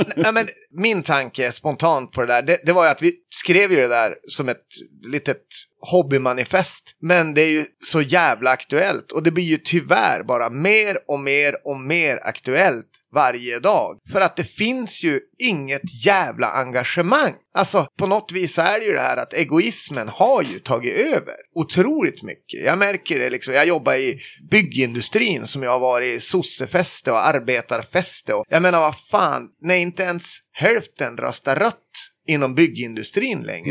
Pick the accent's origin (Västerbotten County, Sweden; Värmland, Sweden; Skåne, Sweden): Västerbotten County, Sweden; a small village outside Skellefteå; moved away as an adult; also born or lived in Falun; är från uh, eh, KG, en liten by utanför Skellefteå uppe i eh, norraste Norrland